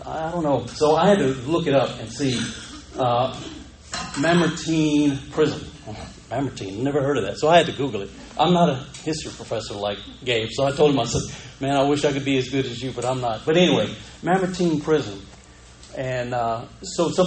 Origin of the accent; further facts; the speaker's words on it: Panama City, Florida, United States; I grew up in Panama City